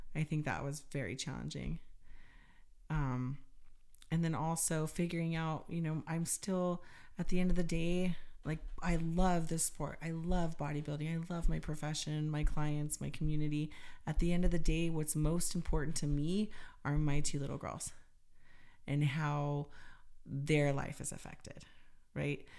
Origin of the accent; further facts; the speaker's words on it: United States; being an American